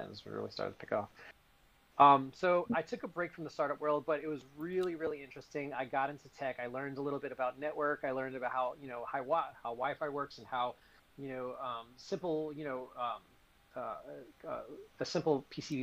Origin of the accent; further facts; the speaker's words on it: New York, United States; I was in New York. I'm originally from New York